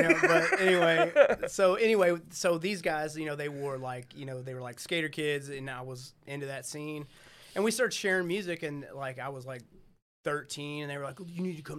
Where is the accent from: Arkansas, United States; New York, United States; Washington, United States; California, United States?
Arkansas, United States; North Little Rock; I grew up in North Little Rock, right? So, but you're in Arkansas, there's nothing here.